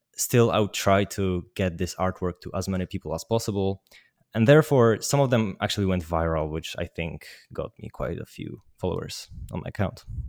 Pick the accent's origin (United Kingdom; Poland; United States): Poland; I'm from Poland.